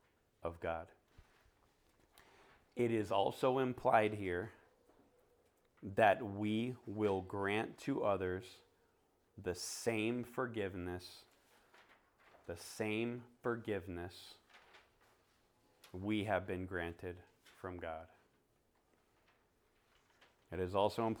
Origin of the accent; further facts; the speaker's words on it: Florida, United States; now in Phoenix, United States; I was in Florida